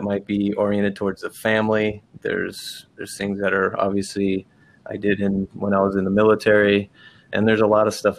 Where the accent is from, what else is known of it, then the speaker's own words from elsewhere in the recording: Los Angeles, California, United States; moved away as an adult; the people I knew growing up in Venice Beach, California